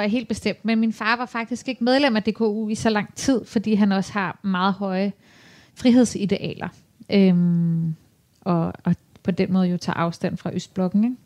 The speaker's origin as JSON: {"language": "Danish", "town": "Copenhagen", "region": "Capital Region of Denmark", "country": "Denmark", "tie": "born or raised there", "said": "Jeg er jo vanvittigt glad for at bo her, og har boet her i hele mit liv"}